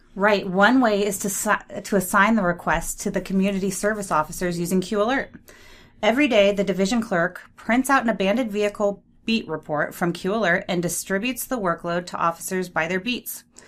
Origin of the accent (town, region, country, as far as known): San Francisco Bay Area, East Bay, California, United States; born or raised there; moved away